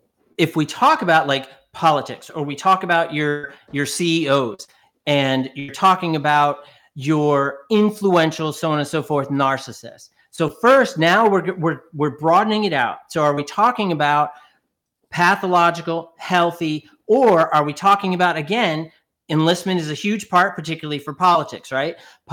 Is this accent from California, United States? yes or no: no; New York, United States; So I'm originally from New York